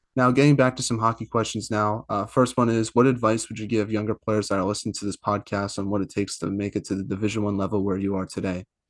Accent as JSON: {"language": "English", "region": "East Coast", "country": "United States", "said": "I'm from the East Coast"}